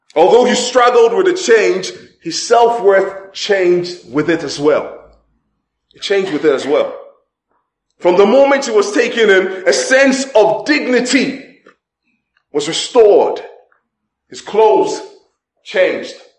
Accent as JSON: {"language": "English", "country": "Ghana", "tie": "born or raised there", "moved": "yes", "said": "I remember when I was growing up in Ghana, in Ghana during that time"}